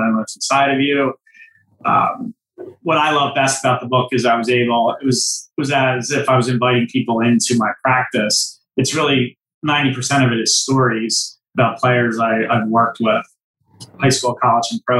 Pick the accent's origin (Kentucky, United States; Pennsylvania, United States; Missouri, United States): Pennsylvania, United States; Philadelphia; I come from the Philadelphia area